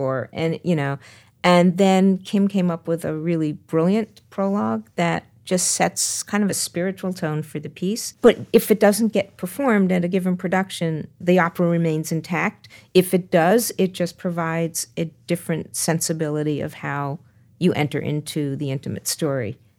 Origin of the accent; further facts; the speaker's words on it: New York, United States; as a New Yorker